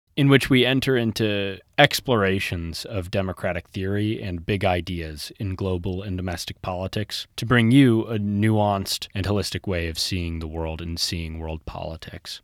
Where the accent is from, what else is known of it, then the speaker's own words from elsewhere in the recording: Kansas City, Missouri, United States; now in Santa Monica, United States; I'm from Kansas City, Missouri originally